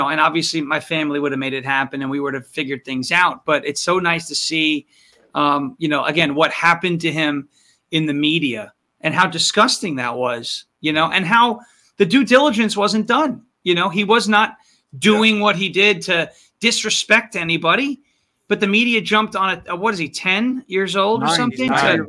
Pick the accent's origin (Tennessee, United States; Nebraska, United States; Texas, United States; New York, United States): New York, United States; I'm from New York.